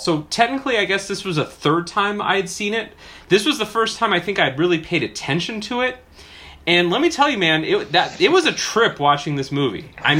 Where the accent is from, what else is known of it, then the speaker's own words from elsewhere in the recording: Pacific Northwest, United States; moved away; I hail from the Pacific Northwest, though.